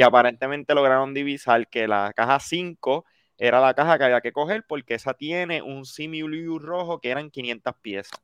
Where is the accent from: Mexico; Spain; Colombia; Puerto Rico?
Puerto Rico; yo soy puertorriqueño.